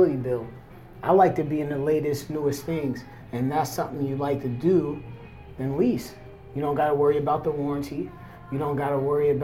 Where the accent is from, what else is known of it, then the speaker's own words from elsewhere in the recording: Pittsburgh, Pennsylvania, United States; moved away as an adult; also born or lived in Florida; now in California, United States; I'm from Pittsburgh